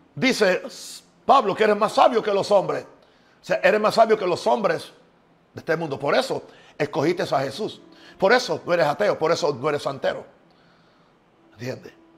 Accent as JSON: {"language": "Spanish", "country": "Puerto Rico", "tie": "born or raised there", "moved": "yes", "lives_now": "United States", "said": "yo soy de Estados Unidos, nací en Puerto Rico"}